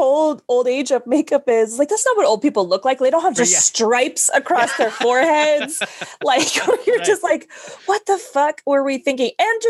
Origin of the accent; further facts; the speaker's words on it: California, United States; No, like I grew up Catholic in California